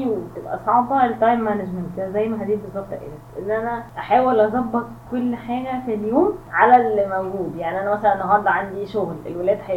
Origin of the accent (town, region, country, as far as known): Egypt